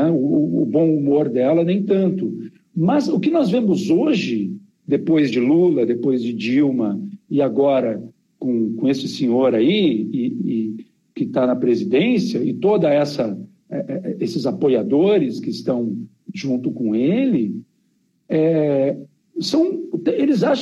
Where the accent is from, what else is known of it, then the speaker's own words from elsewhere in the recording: Porto Alegre, Rio Grande do Sul, Brazil; also born or lived in Campinas; Eu cresci, eu morei até os quatro anos em Campinas e depois eu, o resto da minha adolescência e infância foi em Porto Alegre.